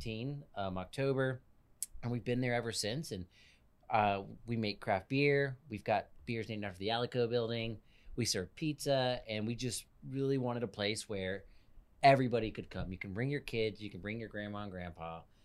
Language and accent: English; Killeen, Texas, United States; So I'm originally from Killeen.